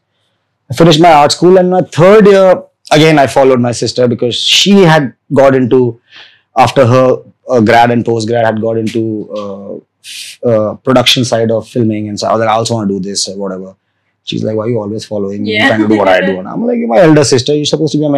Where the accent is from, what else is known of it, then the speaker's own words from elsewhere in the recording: Vadodara, Gujarat, India; I grew up in Baroda